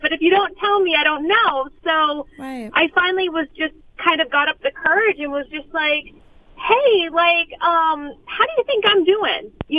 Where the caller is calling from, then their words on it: Los Angeles, California, United States; I'm calling from Los Angeles.